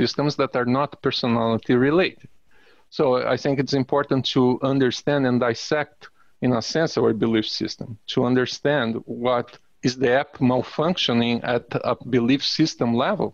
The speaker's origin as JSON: {"language": "English", "country": "Brazil", "also_born_or_lived": "United States", "moved": "yes", "said": "I'm Brazilian, but I'm also American."}